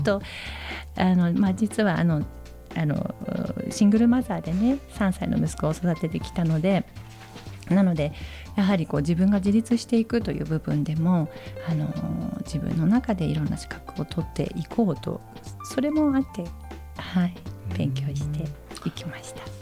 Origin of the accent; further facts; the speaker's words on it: Sapporo, Hokkaido, Japan; 私は、えー、北海道札幌市で生まれました、はい、えー、3人兄弟の長女として、えー、育ったんですけれども